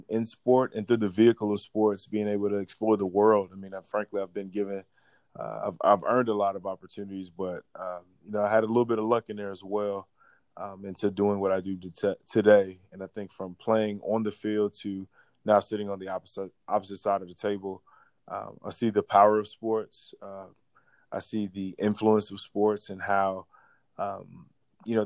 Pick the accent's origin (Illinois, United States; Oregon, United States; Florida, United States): Florida, United States; Miami; I'm from Miami